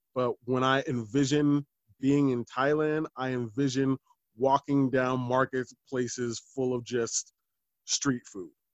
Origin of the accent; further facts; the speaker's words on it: Littleton, United States; I grew up in Littleton, which is ma- majority white.